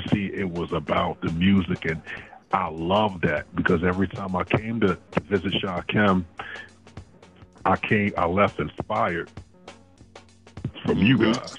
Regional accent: South Carolina, United States; also born or lived in Fayetteville, United States; First of all, I'm from Fayetteville. I was actually born in Fort Bragg. And, you know, I live many places. You know, both of my parents is in the military, so I've been around. When my parents split, that's when we came to South Carolina and was raised by our grandmother.

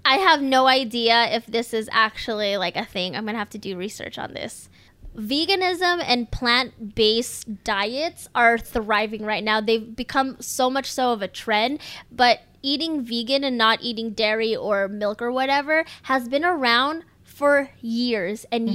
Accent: United States; born or raised there

